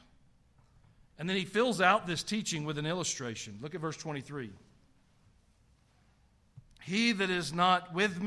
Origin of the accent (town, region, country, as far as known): the South, United States; accent: Southern